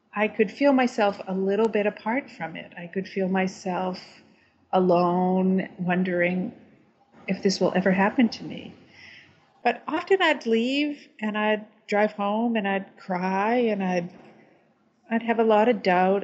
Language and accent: English; Vermont, United States; I'm from Vermont.